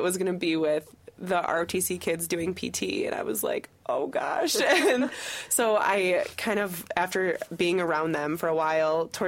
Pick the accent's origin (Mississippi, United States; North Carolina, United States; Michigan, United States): Michigan, United States; I'm from Michigan